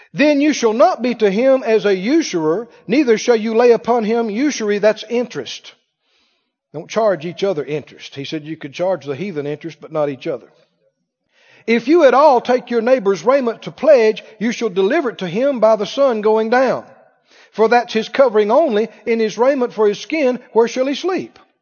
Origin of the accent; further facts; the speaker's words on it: Mississippi, United States; also born or lived in Arkansas; now in Missouri, United States; where I grew up in Mississippi